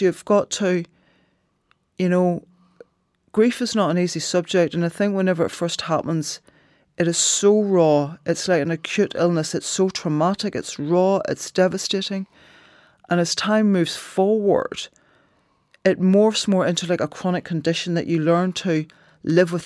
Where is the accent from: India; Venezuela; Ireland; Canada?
Ireland; culturally being Irish